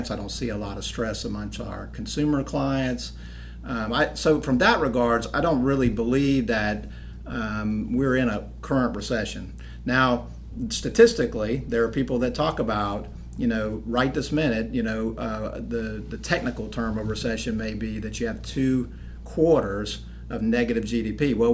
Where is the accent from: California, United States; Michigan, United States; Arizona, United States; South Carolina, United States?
South Carolina, United States; Charleston; now in Anderson, United States; actually grew up in Charleston for the most part. My dad's in the military, but I, I tell everybody I grew up in Charleston.